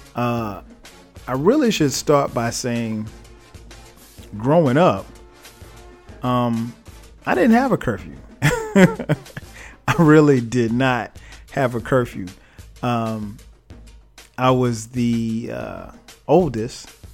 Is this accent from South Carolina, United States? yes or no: yes; Florence, South Carolina, United States; now in Atlanta, United States; I grew up in Florence, South Carolina